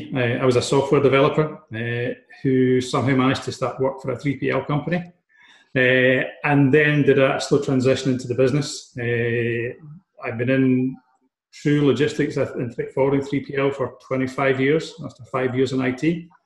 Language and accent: English; Texas, United States; accent: Texan; Yeah, I'm Texan, tell by my accent.